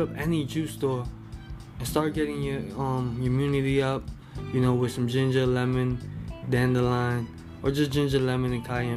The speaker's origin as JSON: {"language": "English", "country": "Canada", "said": "I'm Canadian"}